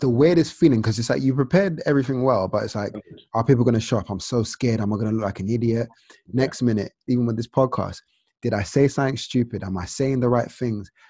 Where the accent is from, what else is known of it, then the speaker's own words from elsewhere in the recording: Nigeria; This reminded me of being Nigerian because you know you're so consumed